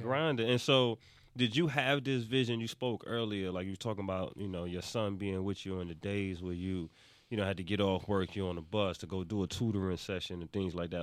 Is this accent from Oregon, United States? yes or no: no; New York, United States; I'm from New York